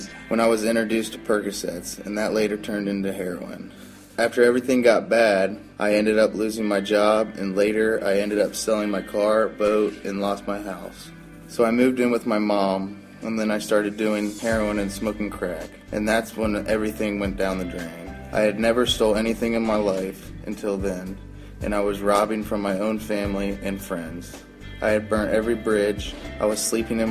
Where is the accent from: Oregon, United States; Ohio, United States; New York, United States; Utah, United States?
Ohio, United States; Columbus; I was born and raised in Columbus, Ohio